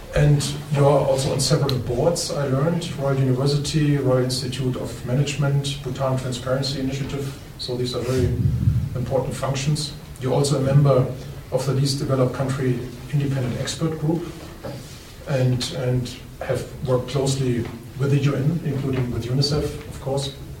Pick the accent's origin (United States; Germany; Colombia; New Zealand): Germany; I'm from Germany